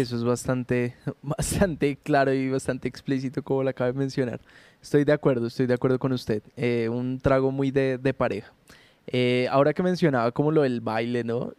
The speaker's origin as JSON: {"language": "Spanish", "country": "Colombia", "said": "nosotros como colombianos"}